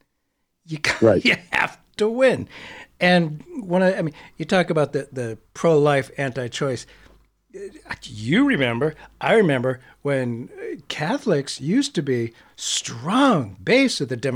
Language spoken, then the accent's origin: English; Northeast, United States; I'm from the Northeast.